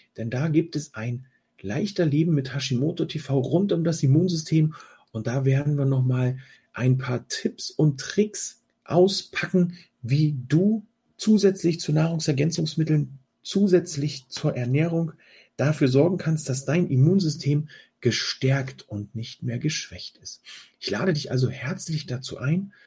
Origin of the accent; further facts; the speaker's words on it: Germany; bei uns in Deutschland